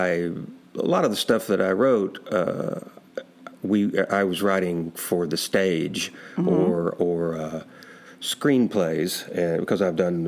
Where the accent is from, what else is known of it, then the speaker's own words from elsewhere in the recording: South Arkansas, United States; moved away; I'm originally from South Arkansas